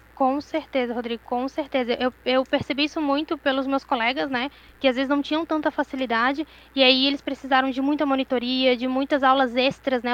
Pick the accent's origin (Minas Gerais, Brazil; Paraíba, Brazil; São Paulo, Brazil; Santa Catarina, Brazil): Santa Catarina, Brazil; Florianópolis; Eu sempre morei em Floripa, sou daqui de Floripa